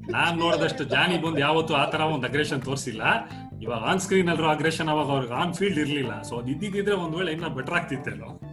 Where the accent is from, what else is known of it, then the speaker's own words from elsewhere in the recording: Bengaluru, Karnataka, India; ನಾವು ಯಡಿಯೂರಲ್ಲಿ ಇಪ್ಪತ್ನಾಲ್ಕ ರಸ್ತೆಯಲ್ಲಿ ಇದ್ದಾಗ